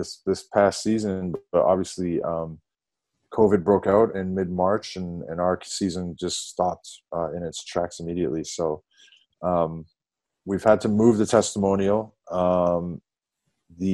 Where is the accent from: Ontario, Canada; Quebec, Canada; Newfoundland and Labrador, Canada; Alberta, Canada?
Ontario, Canada; Toronto; moved away as an adult; now in Sheffield, United Kingdom; I come from Toronto in Canada, which is the biggest city in Canada